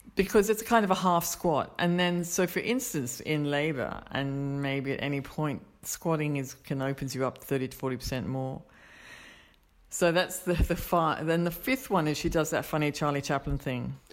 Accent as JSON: {"language": "English", "country": "Australia", "moved": "yes", "said": "I'm Australian"}